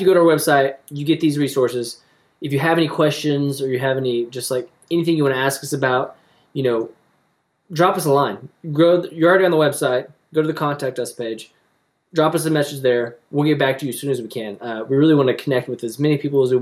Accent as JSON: {"language": "English", "region": "Oklahoma", "country": "United States", "said": "we're from Oklahoma. Actually, we're here in Oklahoma now."}